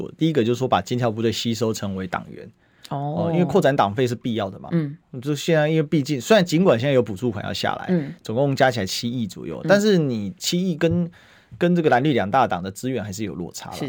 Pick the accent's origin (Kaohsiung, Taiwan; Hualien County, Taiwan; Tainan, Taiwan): Kaohsiung, Taiwan; 对，然后再给他称赞。我们高雄人